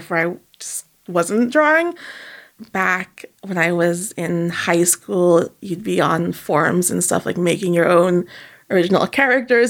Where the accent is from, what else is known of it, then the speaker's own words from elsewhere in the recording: Toronto, Ontario, Canada; also born or lived in Montreal, Canada; I was born in Montreal, but like I moved here when I was like 6. Unfortunately, I didn't speak any French, but I've been living in Toronto for forever.